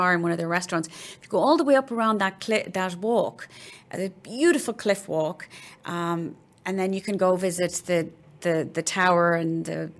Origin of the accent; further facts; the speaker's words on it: Cork, Munster, Ireland; I was born and raised in Cork